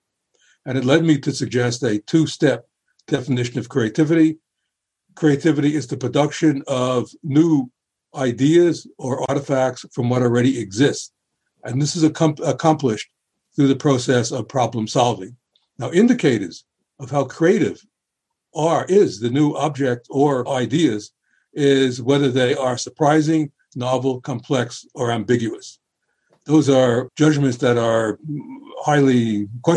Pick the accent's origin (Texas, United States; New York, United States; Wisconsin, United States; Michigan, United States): New York, United States; New York City; when I was a boy growing up in the Bronx